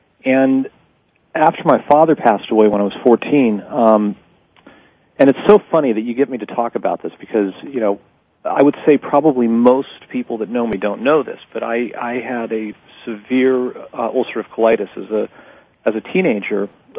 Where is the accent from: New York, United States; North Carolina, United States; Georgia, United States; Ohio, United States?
New York, United States; New York City; also born or lived in Miami; Well, I was born in 64 in New York City, and my parents were just obviously really highly achieving people